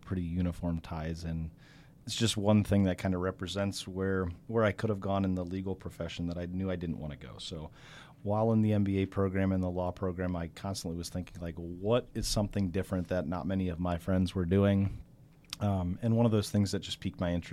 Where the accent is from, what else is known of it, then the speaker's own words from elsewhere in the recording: Alliance, Ohio, United States; I was born and raised in Alliance, Ohio, and spent my whole life so far in the 77 North Corridor.